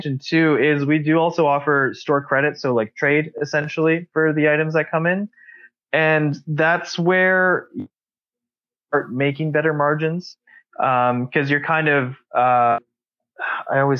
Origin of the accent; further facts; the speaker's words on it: Calgary, Alberta, Canada; it's my hometown